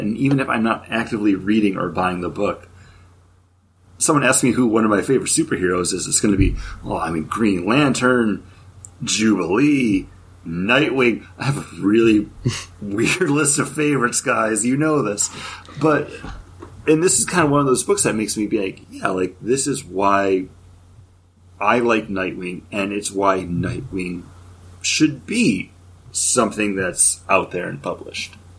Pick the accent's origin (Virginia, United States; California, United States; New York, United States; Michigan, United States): New York, United States; Western; I grew up in New York upstate Western New York, not not the city